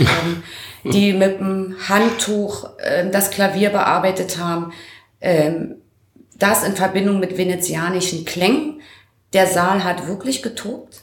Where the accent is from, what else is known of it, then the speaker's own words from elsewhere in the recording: Schulzendorf, Brandenburg, Germany; Ich komme ja aus Schutzendorf